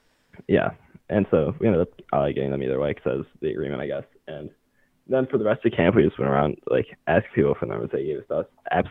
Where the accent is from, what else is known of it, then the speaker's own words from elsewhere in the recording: Michigan, United States; I'm from Michigan.